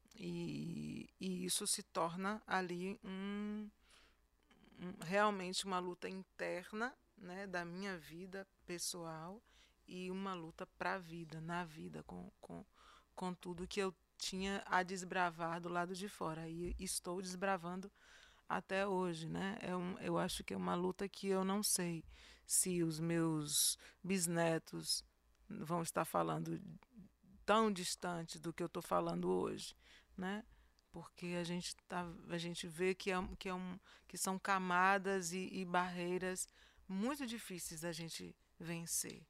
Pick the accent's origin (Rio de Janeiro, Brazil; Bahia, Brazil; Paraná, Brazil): Bahia, Brazil; moved away as an adult; eu não ia sair da Bahia enquanto eu não fosse reconhecida aqui na minha terra